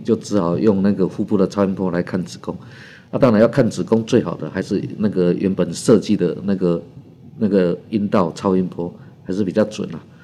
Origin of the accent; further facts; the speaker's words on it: Taiwan; 就是我们台湾人民的购买力哈，在全世界是排名第十名哦